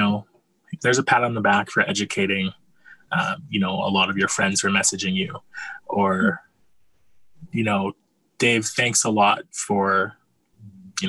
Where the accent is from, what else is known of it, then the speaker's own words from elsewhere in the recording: Calgary, Alberta, Canada; I was born and raised in Calgary